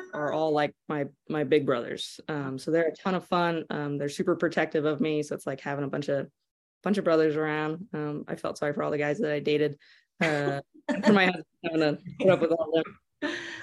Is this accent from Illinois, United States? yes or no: no; Lubbock, Texas, United States; growing up in Lubbock